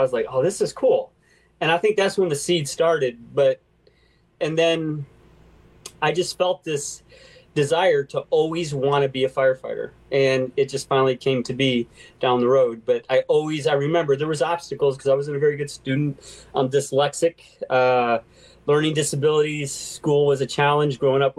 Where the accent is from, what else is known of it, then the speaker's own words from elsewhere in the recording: Deerfield Beach, Florida, United States; I grew up in Florida for a little while. I moved all over, but Deerfield Beach.